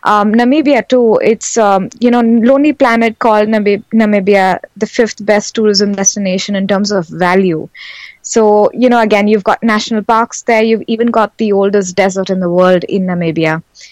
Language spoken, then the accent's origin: English; Nigeria; And we were born in the 80s, me and my sisters.